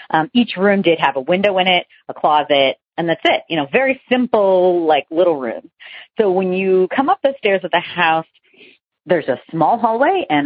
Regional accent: Boston, Massachusetts, United States; also born or lived in New York; now in Bluffton, United States; Um, I am originally from the Boston and the New York areas, but currently live in Bluffton, South Carolina.

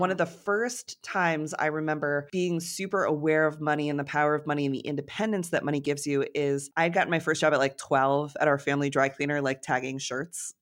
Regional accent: Connecticut, United States; moved away as an adult; also born or lived in New York; I grew up in Connecticut in a very small town

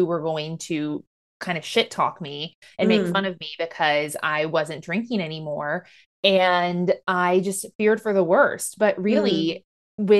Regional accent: Midwest, United States; moved away; coming from middle of nowhere, Midwestern podunk country town

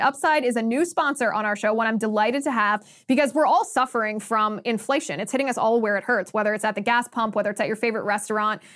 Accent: Ohio, United States; moved away; in Ohio, this is my home state

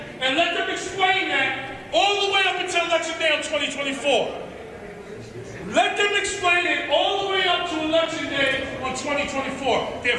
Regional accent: New York City, New York, United States; I was born and raised in New York City. This is the city that I love.

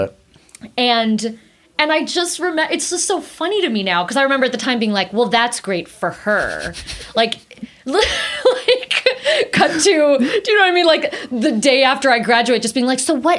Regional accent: South Pasadena, California, United States; I grew up in South Pasadena

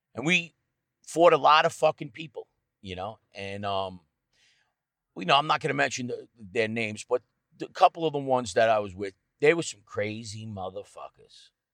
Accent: Rocky Point, New York, United States; I grew up on the North Shore in, uh, Rocky Point, Sound Beach area.

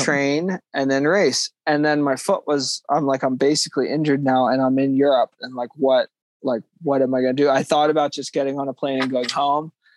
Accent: Conestoga area, Pennsylvania, United States; a race in my hometown the conestoga trail run

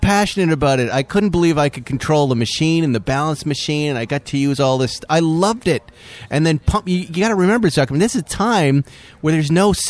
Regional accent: Massachusetts, United States; now in Malibu, United States; I grew up in New England in that environment.

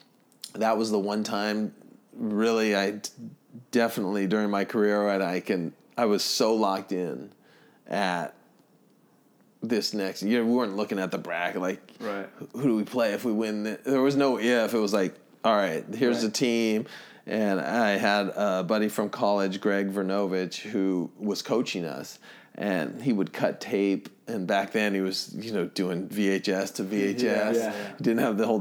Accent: Laguna Beach, California, United States; Laguna, my hometown

